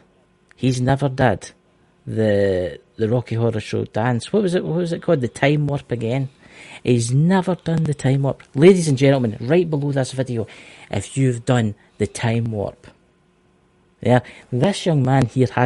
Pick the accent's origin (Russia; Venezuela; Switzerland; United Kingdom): United Kingdom; Scotland; I'm Scottish